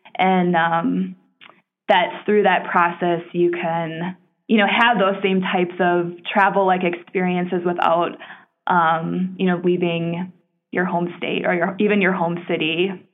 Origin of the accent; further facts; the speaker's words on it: Minneapolis, Minnesota, United States; I ultimately came back to my hometown of Minneapolis in 2013